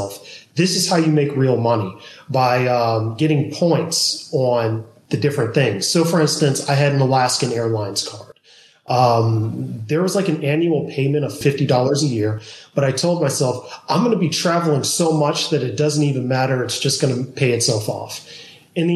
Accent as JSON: {"language": "English", "region": "Georgia", "country": "United States", "also_born_or_lived": "California", "moved": "yes", "lives_now": "Austin, United States", "said": "I'm originally from Georgia."}